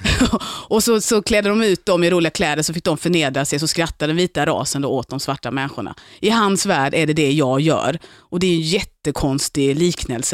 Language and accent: Swedish; Lund, Skåne, Sweden; moved away as an adult; also born or lived in Gothenburg; now in Stockholm, Sweden; jag är från Lund, jag är uppväxt i Lund.